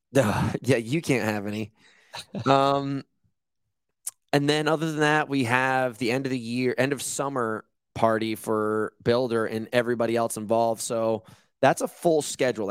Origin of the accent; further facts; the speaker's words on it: Rhode Island, United States; now in Malibu, United States; I grew up on the East Coast in Rhode Island